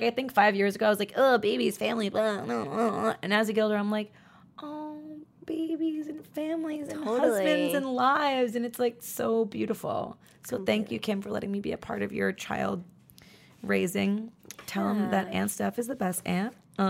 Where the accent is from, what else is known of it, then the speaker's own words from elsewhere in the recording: New York, United States; I'm from New York.